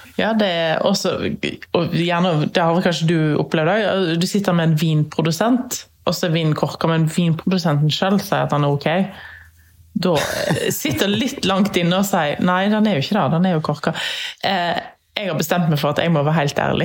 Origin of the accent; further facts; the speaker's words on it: Norway; her hjemme i Norge